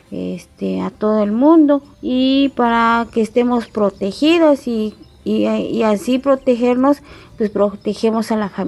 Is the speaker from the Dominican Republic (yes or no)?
no; Oxchuc, Chiapas, Mexico; soy originaria de Ochuc, tengo 40 años.